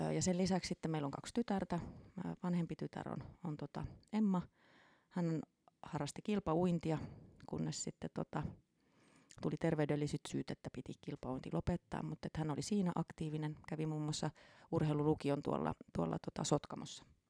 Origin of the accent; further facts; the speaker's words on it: Turku, Southwest Finland, Finland; Eli Turusta olen kotoisin